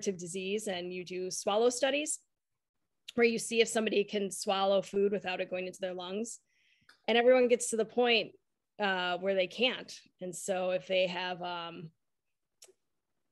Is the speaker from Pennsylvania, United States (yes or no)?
no; Detroit, Michigan, United States; moved away as an adult; also born or lived in Milwaukee, Wisconsin; I grew up in Detroit. But I moved to Milwaukee to go to Marquette